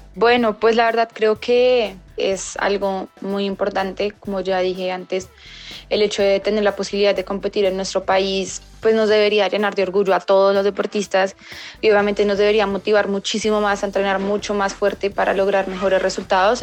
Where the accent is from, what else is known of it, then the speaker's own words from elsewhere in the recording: Colombia; competir un mundial en mi país pues es muy emocionante de representar a mi país en mi país Espero pues obviamente poder clasificar y, competir y darla toda por mi país y ganar una medalla acá en Colombia